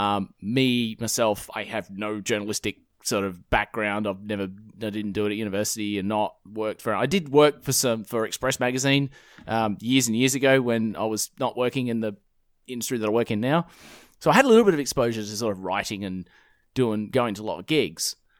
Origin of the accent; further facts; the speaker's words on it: Perth, Western Australia, Australia; born and raised in, uh, in Perth, Western Australia